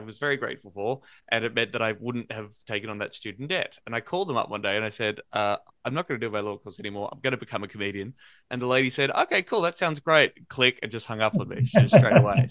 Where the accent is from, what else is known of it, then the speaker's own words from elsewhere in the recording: Australia; being an Australian millennial